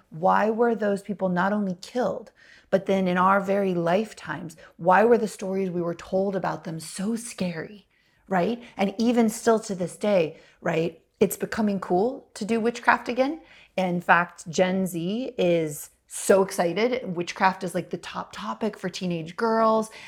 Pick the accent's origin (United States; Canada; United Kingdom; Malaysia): United States; as a little girl and little white girl growing up in America